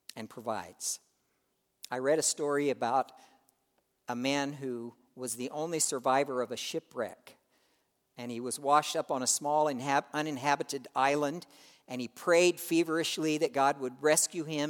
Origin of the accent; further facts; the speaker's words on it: United States; we, as American Christians